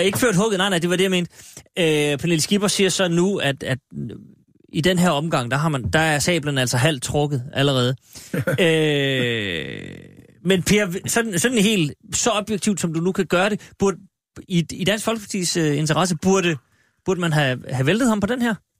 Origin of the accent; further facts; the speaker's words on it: Aalborg, North Denmark Region, Denmark; hjemme i Aalborg, som jeg kan tillade mig at sige, eftersom jeg er født